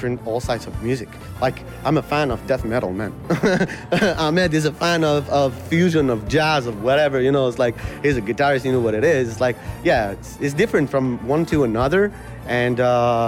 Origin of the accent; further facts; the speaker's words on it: Algiers, Algiers Province, Algeria; moved away as an adult; now in Montreal, Canada; we're all immigrants, born and raised in Algeria.